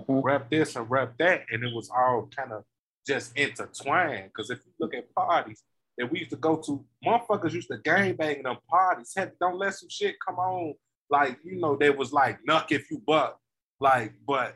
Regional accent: Chicago, Illinois, United States; I'm from Austin.

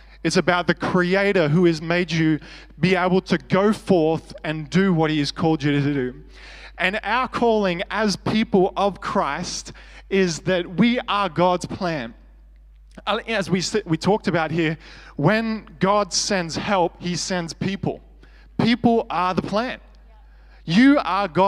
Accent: Australia; I was from Australia

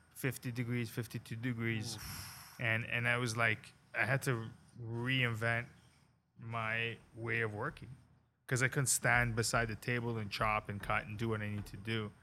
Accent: Toronto, Ontario, Canada; moved away as an adult; now in Cayman Islands; I grew up in Canada, right? And then I moved down to the Cayman Islands to open a Mexican restaurant.

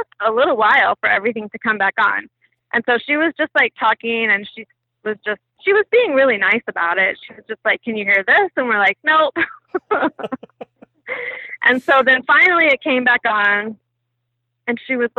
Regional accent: Austin, Texas, United States; I'm from Austin.

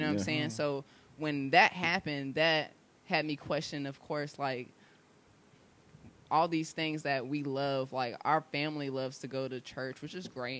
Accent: Raleigh, North Carolina, United States; also born or lived in Cary, North Carolina / Holly Springs, North Carolina; I'm from Raleigh. So I was born and raised in Raleigh. I actually I've lived like 5 minutes away from here.

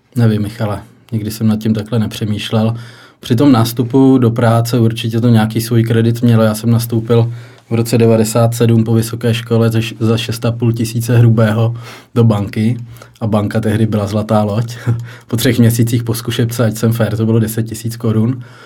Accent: Pardubice, Pardubice Region, Czechia; moved away as an adult; also born or lived in Ostrava / Hradec Králové; now in Líbeznice, Czech Republic; Já jsem žil v Pardubicích. Jo. Nějakých 20 let, takže to byl, ty první tři roky byly v Pardubicích, takže jsem bydlel doma

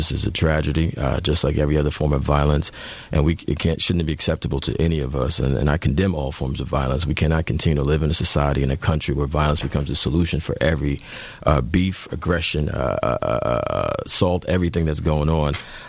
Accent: New York City, New York, United States; I am from the inner city. I am from Brooklyn.

